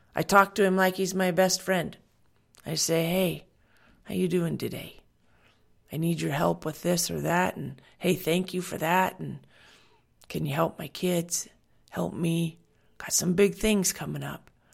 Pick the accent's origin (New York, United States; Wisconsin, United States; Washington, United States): Washington, United States; I grew up in Washington